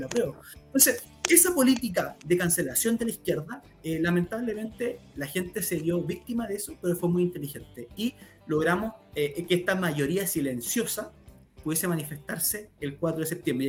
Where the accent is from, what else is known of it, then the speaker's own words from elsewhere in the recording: Chile; los chilenos nos están dejando engañar